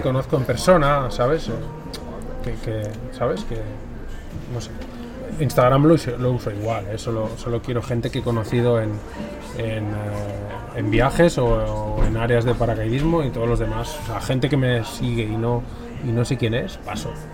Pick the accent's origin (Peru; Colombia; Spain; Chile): Spain; Catalonia; yo soy catalán